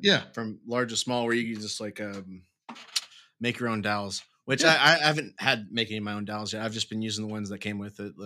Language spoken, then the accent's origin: English; Dallas, Texas, United States; also born or lived in Wichita Falls, Texas; I'm from Dallas